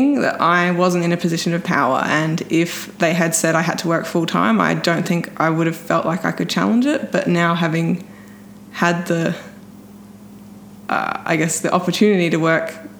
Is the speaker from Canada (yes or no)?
no; Adelaide, South Australia, Australia; I'm from Adelaide and I race my bike and work as an engineer